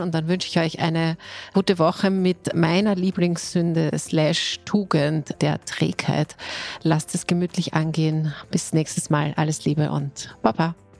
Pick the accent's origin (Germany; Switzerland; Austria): Austria; Styria; now in Vienna, Austria; ich bin als Steirerin nach Wien gekommen